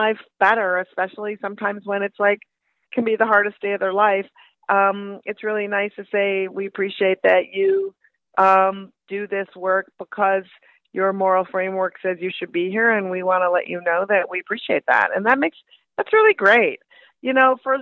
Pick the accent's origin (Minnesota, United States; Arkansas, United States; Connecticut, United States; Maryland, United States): Minnesota, United States; moved away; also born or lived in Brooklyn; I'm from Minnesota originally